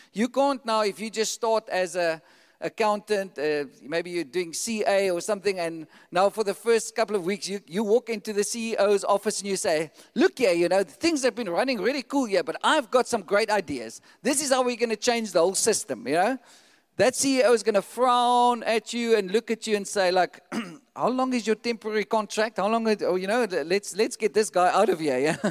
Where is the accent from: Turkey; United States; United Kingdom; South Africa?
South Africa; we have like a South African passport